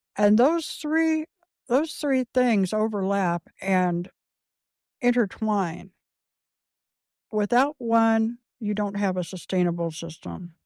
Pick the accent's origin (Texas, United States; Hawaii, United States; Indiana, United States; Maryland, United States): Indiana, United States; Clay County; I was born in Indianapolis and at a very early age, as a baby, I, I moved to Clay County and lived with my grandparents and my mother on my grandpa's old, um, a homestead